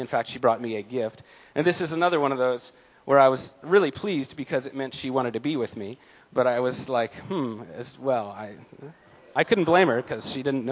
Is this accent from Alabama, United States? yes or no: no; San Diego, California, United States; I was born in San Diego, California